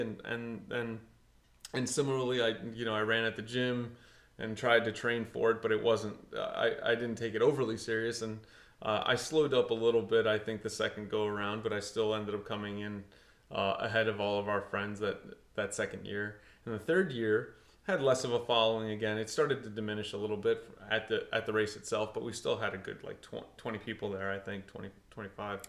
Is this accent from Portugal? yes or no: yes; Portugal; I grew up in Portugal, played a ton of soccer